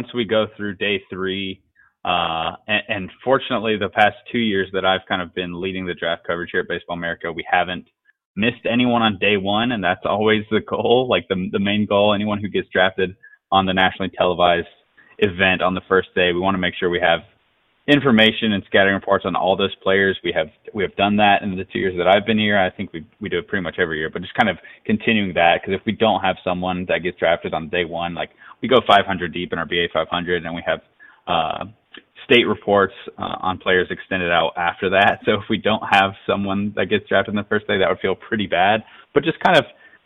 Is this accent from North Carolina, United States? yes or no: yes; North Carolina, United States; I definitely grew up a Braves fan just growing up in North Carolina